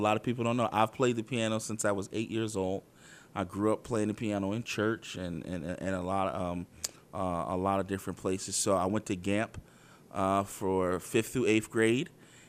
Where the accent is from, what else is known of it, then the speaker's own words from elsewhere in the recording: Philadelphia, Pennsylvania, United States; I grew up in South Philadelphia. I actually grew up on the same block my entire life.